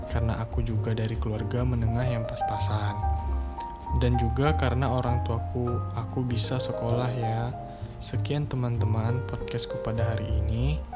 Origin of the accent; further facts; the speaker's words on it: Medan, North Sumatra, Indonesia; Hobiku adalah membuat musik. Aku berasal dari Medan dan aku adalah calon mahasiswa baru di Institut Teknologi Sumatera